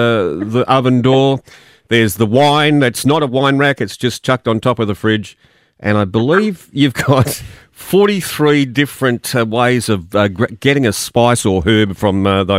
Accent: Perth, Western Australia, Australia; Well, I'm from Perth

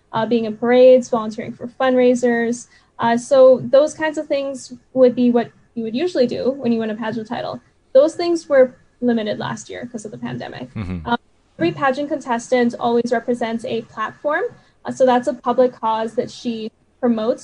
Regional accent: Vancouver, British Columbia, Canada; I actually immigrated here when I was 3 years old

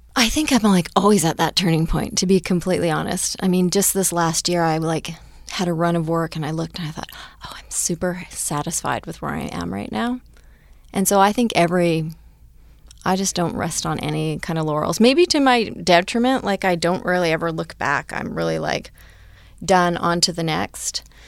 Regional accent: Powell River, British Columbia, Canada; Powell River, British Columbia, like a really, really small town in Canada.

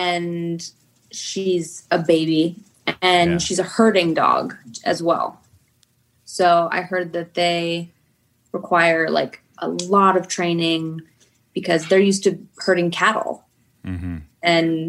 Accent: Kentucky, United States; born there; also born or lived in Idaho; I was born in Kentucky. Like, does that kind of make me a Southern woman?

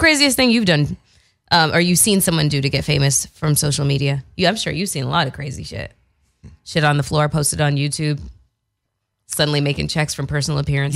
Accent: Canada; moved away; I am from Canada

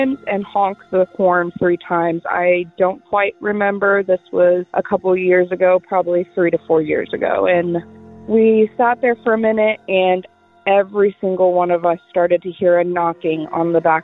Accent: Indiana, United States; I'm from Indiana

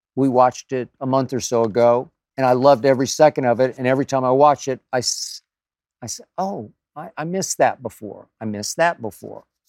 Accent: Oklahoma, United States; moved away; my home state of Oklahoma

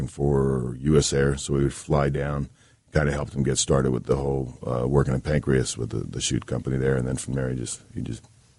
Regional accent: Tampa, Florida, United States; also born or lived in New Jersey / Texas / California; I was born in New Jersey, and I was raised in Tampa. So I got around, and, yeah.

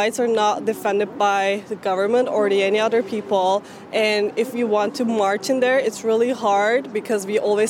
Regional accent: Turkey; now in Vancouver, Canada; I'm from Turkey

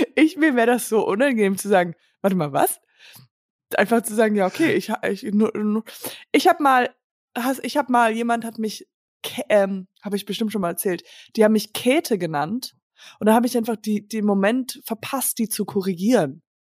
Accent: Höhr-Grenzhausen, Rhineland-Palatinate, Germany; moved away; also born or lived in Hamburg; ich war jetzt dieses Wochenende bei einem Familienfest von meinem Vater in einem Dorf, wo ich herkomme

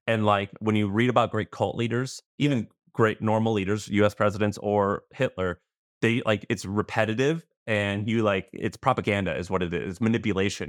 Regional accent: Missouri, United States; moved away; also born or lived in Tennessee / San Francisco; I'm from Missouri, I was living in Tennessee

